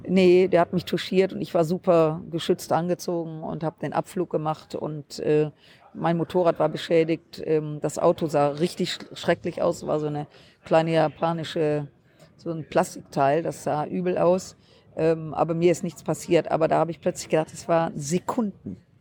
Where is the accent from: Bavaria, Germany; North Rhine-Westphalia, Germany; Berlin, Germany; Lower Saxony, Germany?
North Rhine-Westphalia, Germany; Düsseldorf; meine Heimatstadt Düsseldorf